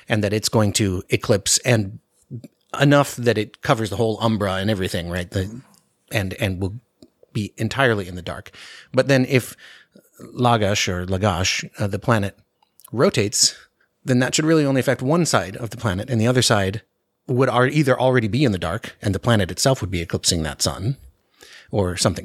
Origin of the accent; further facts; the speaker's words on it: Anchorage, Alaska, United States; I grew up in Anchorage, and so the winter is very dark